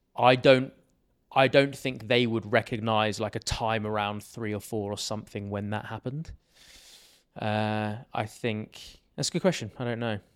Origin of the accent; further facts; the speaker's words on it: Sussex, South East England, United Kingdom; I grew up, uh, in Sussex, which is a county in England, basically just south of London.